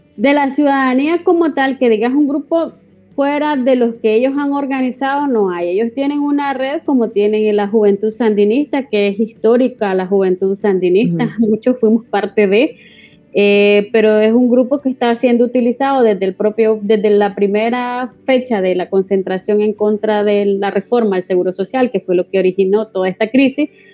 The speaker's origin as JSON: {"language": "Spanish", "country": "Nicaragua", "moved": "as an adult", "lives_now": "Spain", "said": "yo salí de Nicaragua el, el 24 de diciembre de 2018 y llegué a España"}